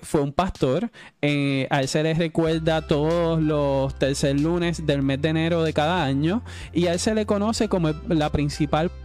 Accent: Puerto Rico; los puertorriqueños como, como ciudadanos americanos

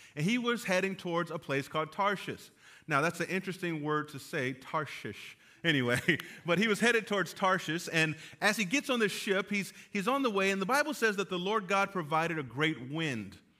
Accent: California, United States; moved away; I am from California

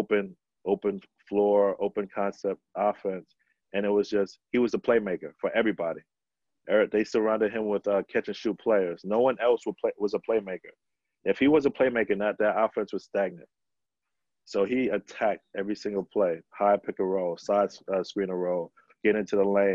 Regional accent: New York City, New York, United States; growing up in New York City in the playgrounds

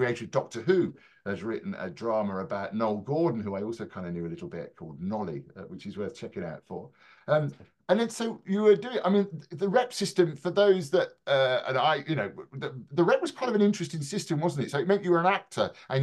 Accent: Birmingham, West Midlands, United Kingdom; I'm from Birmingham originally

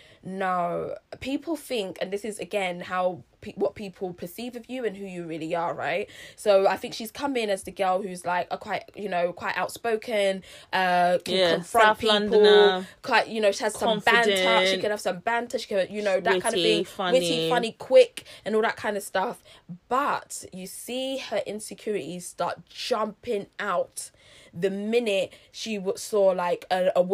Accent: Nigeria; being Nigerian, being of a certain age

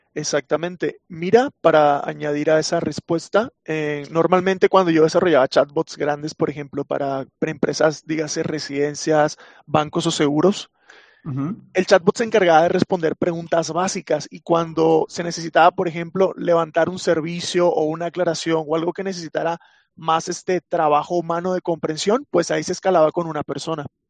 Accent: Venezuela; soy de Venezuela

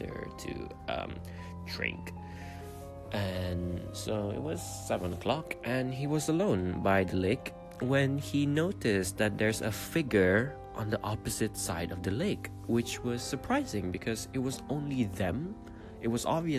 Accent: Brunei; I come from Brunei.

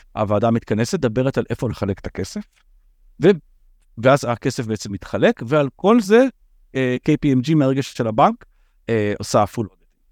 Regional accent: Israel; אנחנו ישראלים

